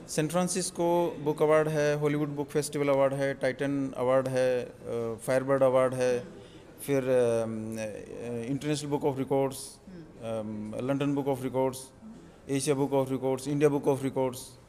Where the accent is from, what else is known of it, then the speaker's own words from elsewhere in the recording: Jhunjhunu, Rajasthan, India; now in Gurgaon, India; मैं बेसिकली झुंझुनू से हूँ हाँ। और हमारे यहाँ एक गाँव है ठाठवाड़ी मुकंदपुरा अच्छा। तो मैं उस गाँव का रहने वाला